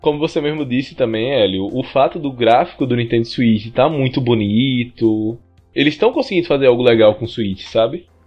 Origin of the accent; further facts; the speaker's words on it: Brazil; a gente é brasileiro